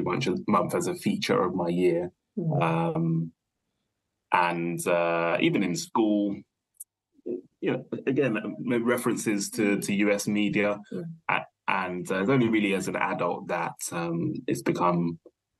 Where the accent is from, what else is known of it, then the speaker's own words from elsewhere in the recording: United Kingdom; I was born in the UK and sort of grew up here